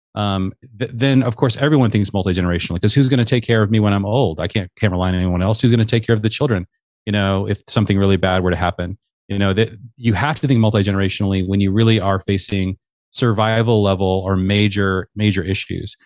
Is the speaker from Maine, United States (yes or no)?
no; Seattle, Washington, United States; I grew up in the Seattle area